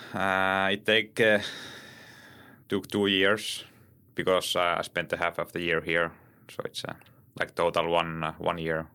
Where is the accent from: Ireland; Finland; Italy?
Finland; Lapland; English is a second language; My hometown is, uh, in Arctic Circle.